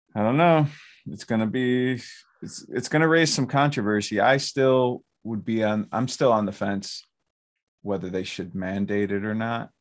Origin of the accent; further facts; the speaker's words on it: Romulus, Michigan, United States; also born or lived in Garden City; where I grew up in Romulus